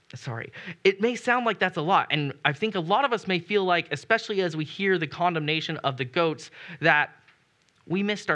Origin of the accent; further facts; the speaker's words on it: United States; as an American